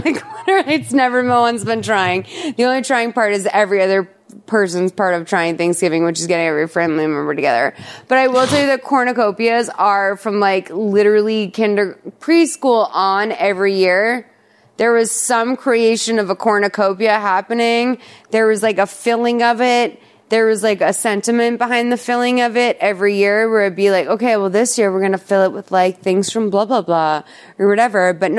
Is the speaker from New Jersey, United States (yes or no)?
no; Massachusetts, United States; I'm from Massachusetts.